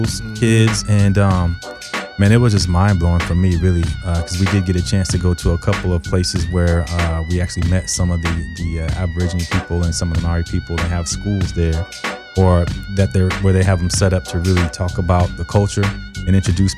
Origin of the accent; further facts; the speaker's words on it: Bakersfield, California, United States; I'm from Bakersfield